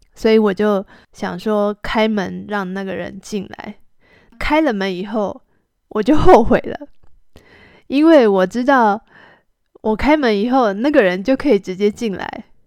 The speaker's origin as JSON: {"language": "Chinese", "country": "Taiwan", "moved": "yes", "said": "我是从台湾来的"}